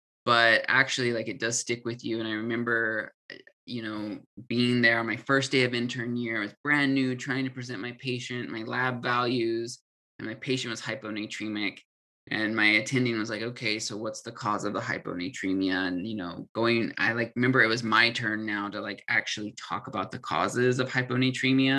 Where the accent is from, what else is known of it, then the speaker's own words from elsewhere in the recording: California, United States; moved away as an adult; also born or lived in Utah / Colorado; I'm from California. I did undergrad in Utah.